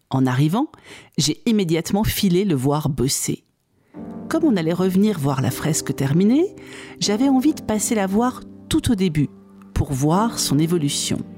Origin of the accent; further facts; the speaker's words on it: Trémouilles, Occitania, France; born there; Moi, je suis née à Trémouille, mes deux parents sont